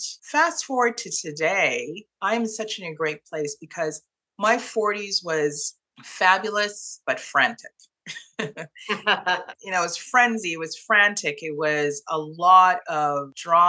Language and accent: English; Toronto, Ontario, Canada; moved away as an adult; also born or lived in Trinidad and Tobago / Montreal, Canada; now in Kingston, Canada; we moved to Toronto and I grew up in Toronto and became a Torontonian